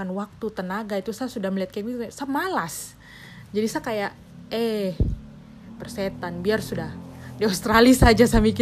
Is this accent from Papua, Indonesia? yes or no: yes; Papua, Indonesia; karena saya mikir ah saya dari Papua jadi saya ada privilege untuk diterima begitu.